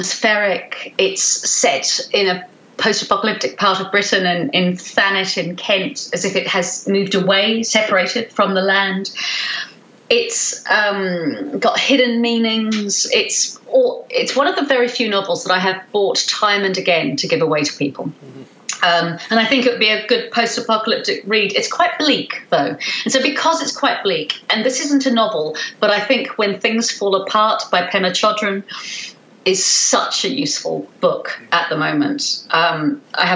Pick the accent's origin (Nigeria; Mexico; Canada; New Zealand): New Zealand; also born or lived in South London / Wellington; now in London, United Kingdom; born in South London, not far from where I live now, and we moved to New Zealand.